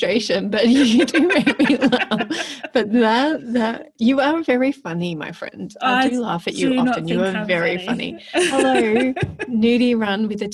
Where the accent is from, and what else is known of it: Melbourne, Victoria, Australia; born or raised there; moved away